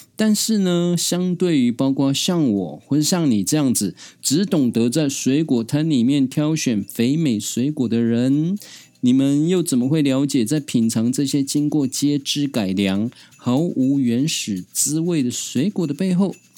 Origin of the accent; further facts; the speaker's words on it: Taiwan; 我这样从小在山林里面长大的泰雅族孩子